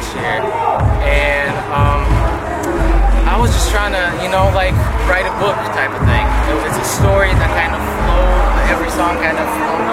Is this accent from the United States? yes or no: no; Russia; English is a second language; moved away; I was born and raised in Russia.